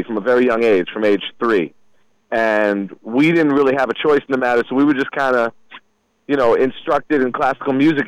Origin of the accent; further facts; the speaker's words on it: United States; moved away as an adult; also born or lived in Durham, New Hampshire / Tallahassee, Florida; I'm originally from the Merrimack River Valley